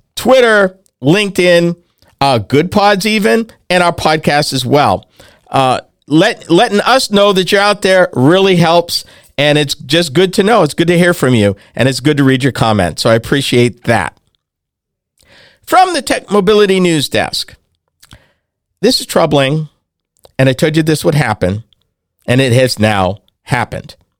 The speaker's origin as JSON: {"language": "English", "region": "New England", "country": "United States", "tie": "born or raised there", "said": "When I grew up in New England, back in the day, W R K O sixty-eight had Dale Dorman"}